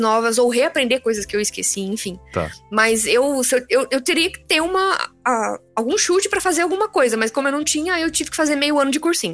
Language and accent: Portuguese; Tupã, São Paulo, Brazil; also born or lived in Adamantina / Osvaldo Cruz / Maringá; now in São Paulo, Brazil; eu nasci em, ah, em Adamantina, né? é ali no interior de São Paulo, é perto. Tá perto de Marília e tal, mas aí eu morei um pouco em Oswaldo Cruz, um pouco em Tupã e tudo mais. Certo. Mas a parte da adolescência foi lá em Tupã.